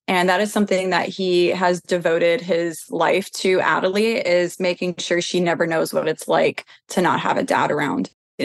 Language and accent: English; Tennessee, United States; I grew up here in Tennessee. I've been here my whole life